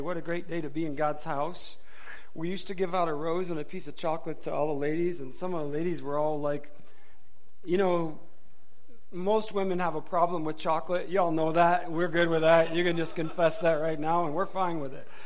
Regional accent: Michigan, United States; moved away; I'm from Michigan originally.

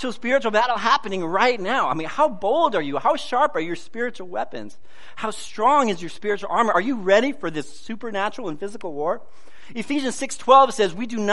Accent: United States; I love being an American

